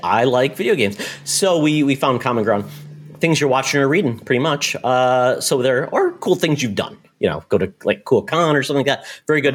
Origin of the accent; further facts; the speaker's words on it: Michigan, United States; I grew up in Michigan, very close to Windsor, that area